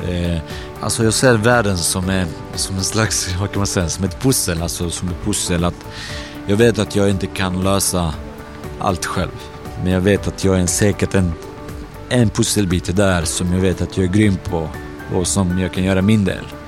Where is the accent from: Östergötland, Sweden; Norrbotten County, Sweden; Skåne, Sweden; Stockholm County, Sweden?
Skåne, Sweden; Landskrona; när vi var små i Landskrona